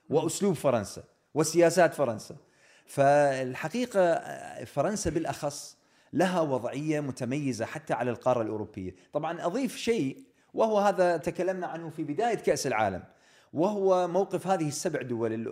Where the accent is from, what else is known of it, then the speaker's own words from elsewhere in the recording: England, United Kingdom; ولما يعرفون ان انا من انجلترا يقولوا انتم بس انتم